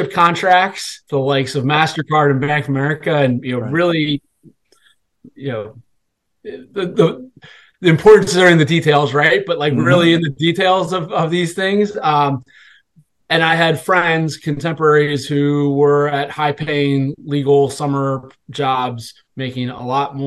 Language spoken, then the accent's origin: English; Washington, District of Columbia, United States; I'm originally from the Washington D.C. area